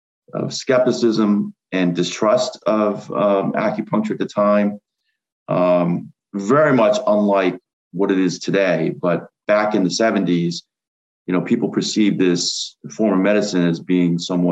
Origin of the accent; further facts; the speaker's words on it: Rhode Island, United States; I mean, I'm from Rhode Island